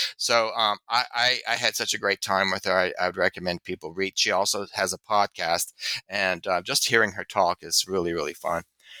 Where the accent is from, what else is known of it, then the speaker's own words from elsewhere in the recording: Louisiana, United States; I'm not from Baton Rouge, but I'm from Louisiana.